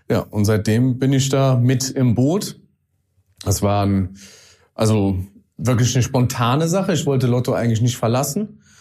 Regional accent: Vallendar, Rhineland-Palatinate, Germany; Äh, aus Fallender, geboren in Bendorf, aber nie aus Fallender rausgekommen. Immer schön äh, dort geblieben.

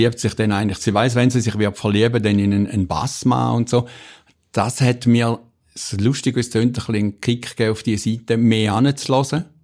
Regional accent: Stein am Rhein, Schaffhausen, Switzerland; Ich bin am Wasser aufgewachsen. Wer nicht, das nicht ist, der weiß nicht, was das bedeutet für ein Kind. bedeutet. Wir haben in Stein am Rhein gewohnt, wunderschönes Städtchen.

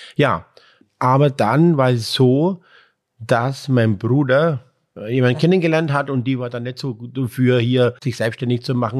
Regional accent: Breitenlesau, Bavaria, Germany; hier bei uns in Breitenleser

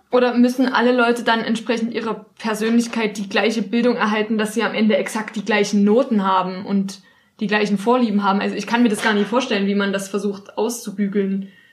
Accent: East Germany, Germany; ich komme halt aus dem Osten, bei uns sind alle Mütter arbeiten gegangen. Wir waren alle in der Kita

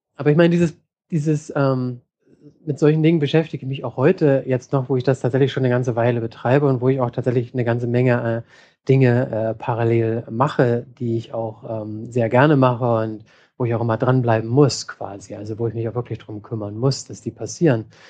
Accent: Hamburg, Germany; moved away as an adult; now in San Francisco, United States; ich komme ursprünglich aus Hamburg und bin inzwischen in San Francisco.

